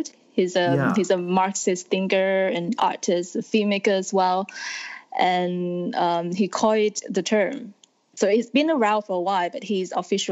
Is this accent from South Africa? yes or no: no; Vietnam; also born or lived in United States; now in Paris, France; I'm from Vietnam